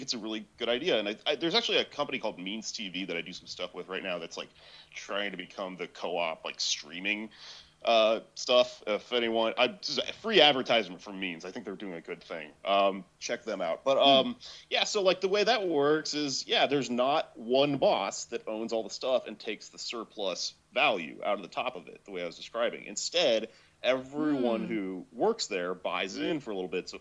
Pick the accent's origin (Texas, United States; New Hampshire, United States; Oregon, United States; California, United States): Texas, United States; Austin; moved away as an adult; now in New York, United States; I'm from Austin